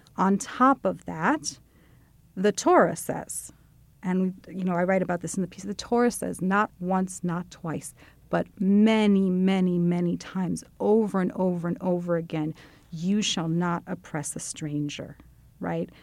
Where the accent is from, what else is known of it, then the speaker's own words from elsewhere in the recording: United States; as an American Jew who does not speak anything close to fluent Hebrew